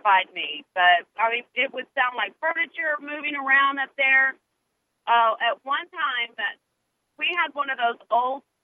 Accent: Wichita, Kansas, United States; I grew up in Wichita, Kansas, you know, good old Hurricane Alley.

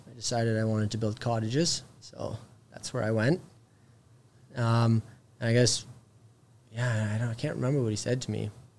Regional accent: Toronto, Ontario, Canada; because I moved 3 hours away from Toronto, just up north.

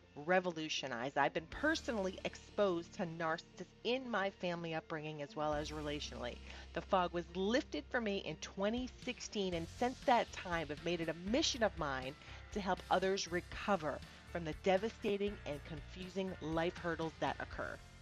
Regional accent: New England, United States; now in Dallas-Fort Worth, Texas, United States; Originally, I'm from New England, and I grew up in a Pentecostal Evangelical Church

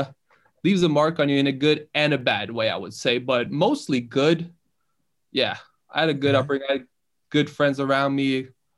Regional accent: Bærum, Akershus, Norway; born or raised there; English is a second language; also born or lived in Iran

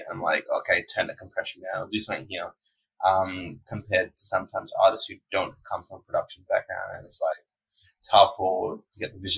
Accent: Perth, Western Australia, Australia; I was born in Perth. I still live in Perth, Western Australia.

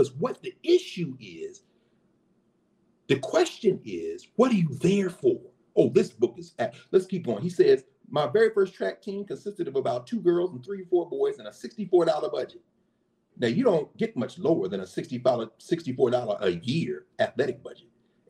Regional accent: Harrisburg, Pennsylvania, United States; In 1954, the Nationals were held at my hometown of Harrisburg.

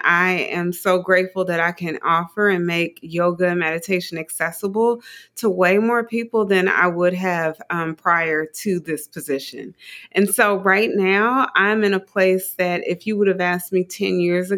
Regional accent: Dayton, Ohio, United States; I'm from Dayton, Ohio, small town, Dayton, Ohio.

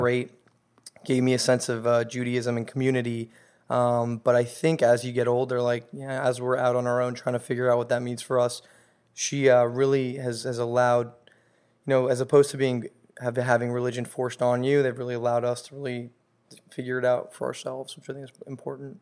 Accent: Los Angeles, California, United States; born and raised in Los Angeles

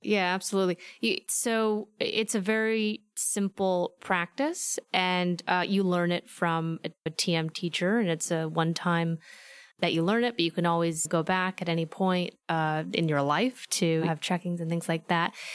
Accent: Fairfield, Iowa, United States; moved away as an adult; also born or lived in Philadelphia, Pennsylvania; now in Los Angeles, United States; small town called Fairfield, Iowa

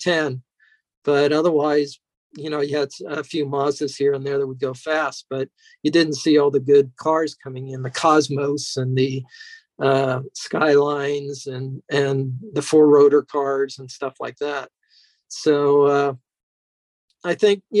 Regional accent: Temple City, California, United States; also born or lived in New York; I grew up in Temple City.

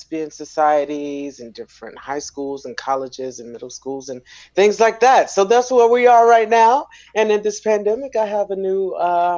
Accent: Rock Hill, South Carolina, United States; moved away as an adult; now in New York City, United States; I'm originally from Rock Hill, South Carolina, and at the age of 18, I packed up my glad rags and moved to New York City

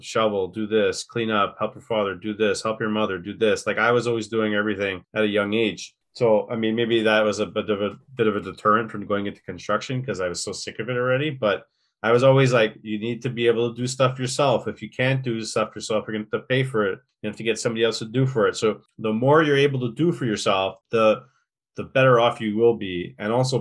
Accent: Quebec, Canada; first language English; I'm an Anglophone

